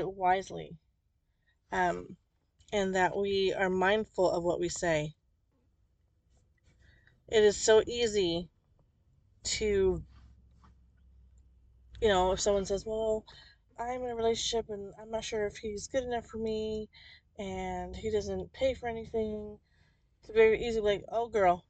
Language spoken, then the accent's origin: English; New Jersey, United States; I grew up in New Jersey